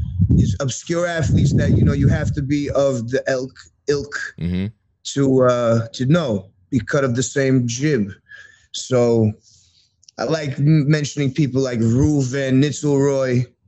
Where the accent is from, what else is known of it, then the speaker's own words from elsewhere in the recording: New York City, New York, United States; I grew up in Queens